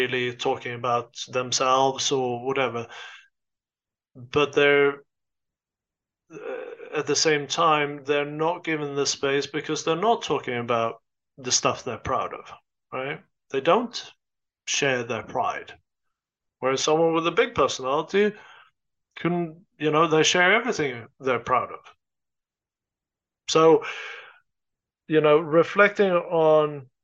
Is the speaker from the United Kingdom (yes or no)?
no; Sweden; moved away as an adult; also born or lived in United States; I grew up in Sweden. I am Swedish. I lived there for the first 22 years of my life.